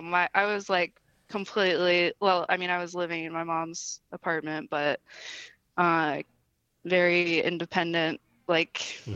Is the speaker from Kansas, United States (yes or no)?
yes; Wichita, Kansas, United States; born there; So I was born in Wichita, Kansas.